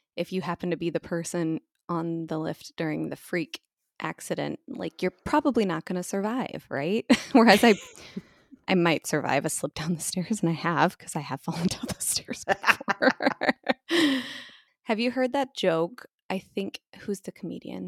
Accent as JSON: {"language": "English", "country": "United States", "said": "being an American"}